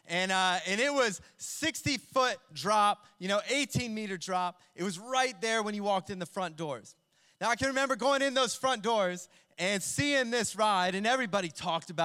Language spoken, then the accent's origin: English; Ohio, United States; where I grew up in Ohio